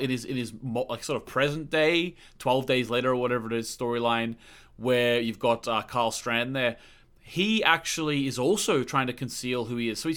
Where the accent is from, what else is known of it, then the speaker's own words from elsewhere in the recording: Australia; moved away; Like I, when I came from Australia, I was like refused to call underwear pants.